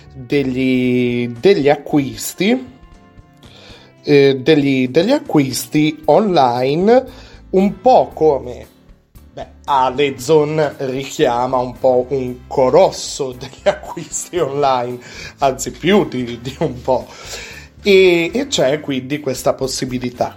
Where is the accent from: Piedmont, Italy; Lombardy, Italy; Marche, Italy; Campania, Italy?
Piedmont, Italy; Alessandria; io sono di Alessandria, abito in Alessandria, in Piemonte